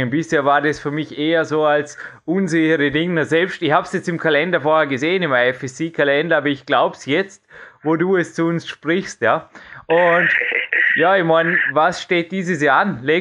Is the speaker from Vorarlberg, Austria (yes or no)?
yes; Dornbirn, Vorarlberg, Austria; ich komme ja aus Dornbirn, lebe in Dornbirn, bleibe in Dornbirn, sage ich immer.